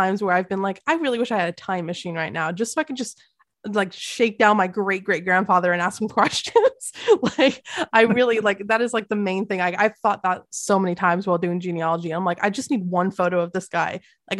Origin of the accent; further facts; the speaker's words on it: England, United Kingdom; I visited my home country of England for the first time in 20 years.